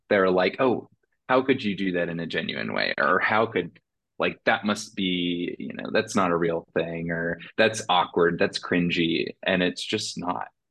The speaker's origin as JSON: {"language": "English", "region": "Indiana", "country": "United States", "tie": "born or raised there", "said": "woman of color in my hometown in Indiana"}